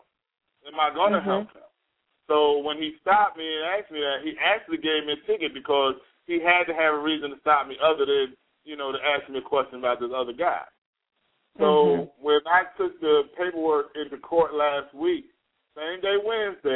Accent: Jersey City, New Jersey, United States; now in High Point, United States; I'm from New Jersey, Jersey City, actually, and I currently reside domiciled in North Carolina, High Point area.

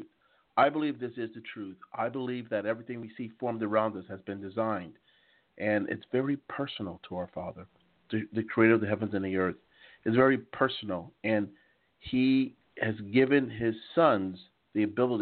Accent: United States; accent: American; moved away as an adult; also born or lived in London / Paris; now in Strasbourg, France; I was raised in the United States of America

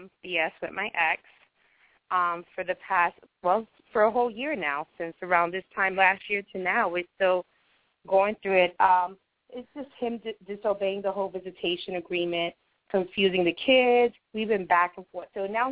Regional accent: New York City, New York, United States; now in Harrisburg, United States; I was born and raised in Brooklyn, New York.

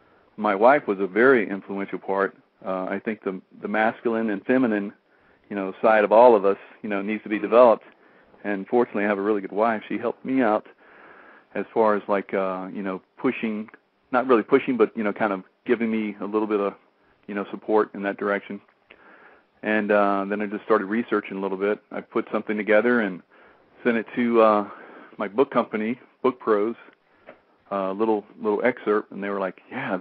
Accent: Columbia, South Carolina, United States; moved away as an adult; my hometown here in Columbia

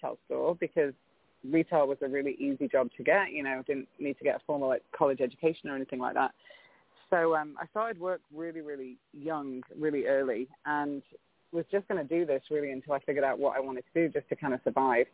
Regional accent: England, United Kingdom; now in San Diego, United States; I was born in England, raised in the UK by two American parents

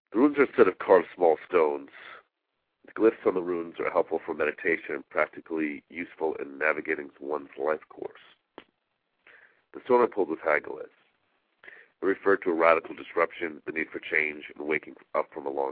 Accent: Long Island, New York, United States; a child growing up on Long Island

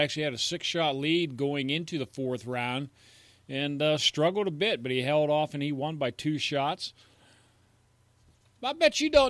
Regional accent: United States; I'm an American

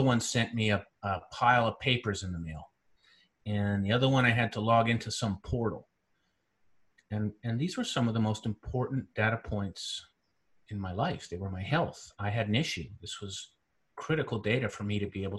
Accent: central Canada, Canada; moved away as an adult; also born or lived in Caribbean / Silicon Valley, United States; I'm originally from Central Canada

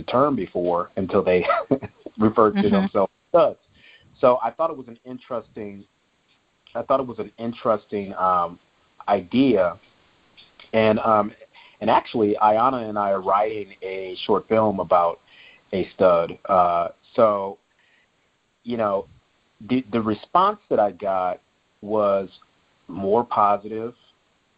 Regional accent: St. Louis, Missouri, United States; St. Louis is my hometown.

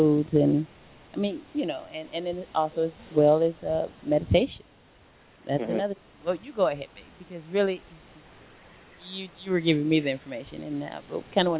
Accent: Long Beach, California, United States; I'm from Long Beach.

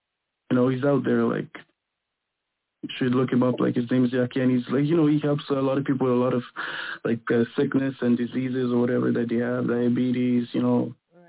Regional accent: Quebec, Canada; I'm from Quebec. I'm from I'm R&B singer from Quebec, and I do music.

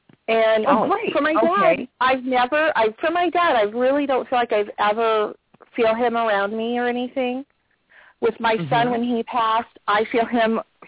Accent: California, United States

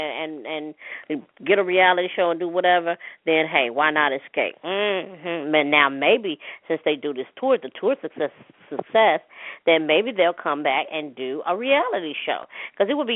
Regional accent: Hattiesburg, Mississippi, United States; my hometown, city of Hattiesburg, Mississippi

